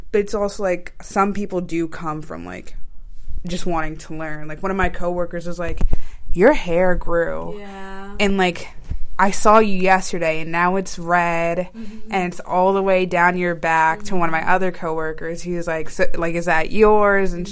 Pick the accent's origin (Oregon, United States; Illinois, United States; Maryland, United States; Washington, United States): Maryland, United States; Because I'm from Maryland. Mm-hmm. Like my family's from here. I grew up here, born and raised.